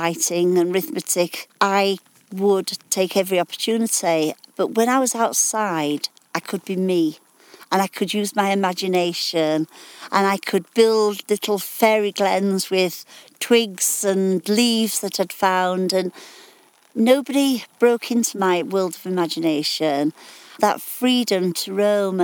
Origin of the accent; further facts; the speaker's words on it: Sheffield, Yorkshire and the Humber, United Kingdom; I was born in Sheffield.